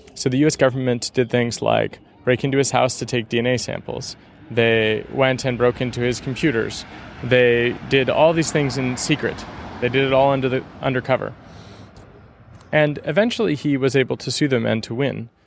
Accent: California, United States; moved away as an adult; also born or lived in Seattle / San Francisco; now in Berlin, Germany; I'm from the Bear Republic of California, you know, so I'm from a very independent part of the United States

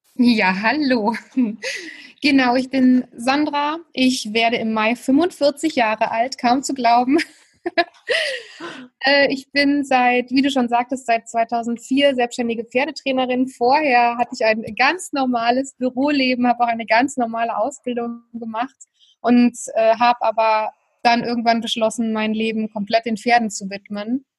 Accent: Germany; ich bin in einem kleinen Dorf im Westerwald aufgewachsen.

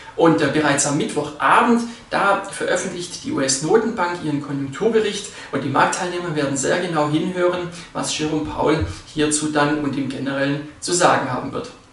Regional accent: Switzerland; bei uns in der Schweiz

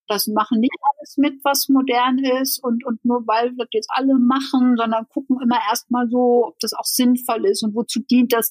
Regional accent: Netherlands; now in Germany; ich bin ja Niederländerin

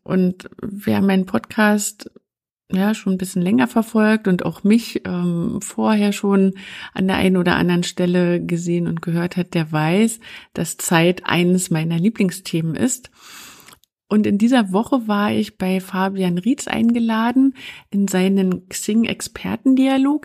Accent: East Germany, Germany; ich bin ein Kind der DDR

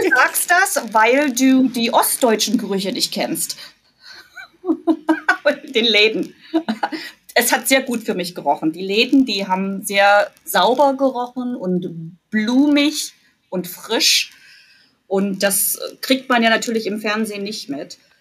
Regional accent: Jena, Thuringia, Germany; moved away as an adult; also born or lived in Mülheim an der Ruhr, Germany; now in Cleveland, United States; ich komme aus Jena in Thüringen

